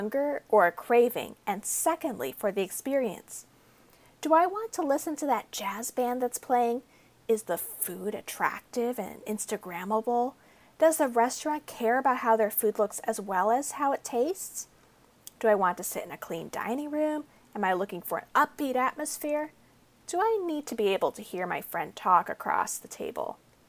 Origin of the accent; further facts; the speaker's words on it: United States; I grew up in America